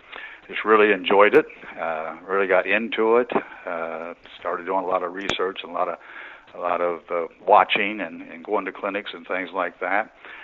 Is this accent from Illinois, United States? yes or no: no; East Central Ohio, United States; moved away as an adult; also born or lived in Anderson, Indiana; Yes, I grew up in East Central Ohio. It's kind of the Appalachian area of Ohio, very poor area